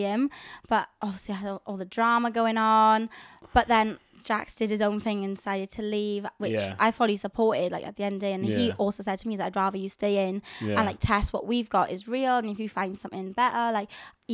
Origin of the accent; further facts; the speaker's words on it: Swansea, Wales, United Kingdom; I'm from Swansea